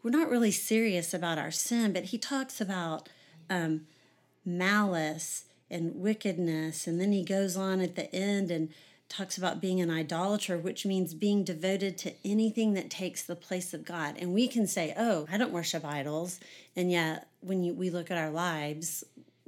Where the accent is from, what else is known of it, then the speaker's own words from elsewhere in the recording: Houston, Texas, United States; I grew up in Houston, Texas.